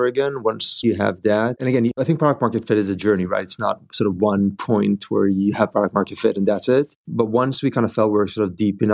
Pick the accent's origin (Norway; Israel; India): Israel; moved away as an adult; now in Bay Area, United States; we've been living here in the Bay Area for the last 10 years, but we're originally from Israel.